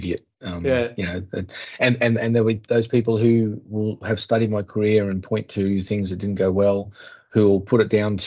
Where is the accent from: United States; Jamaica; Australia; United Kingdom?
Australia; as an Australian